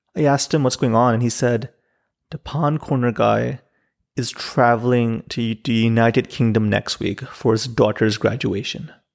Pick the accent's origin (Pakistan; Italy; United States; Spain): Pakistan; Islamabad, Islamabad Capital Territory; I grew up in Islamabad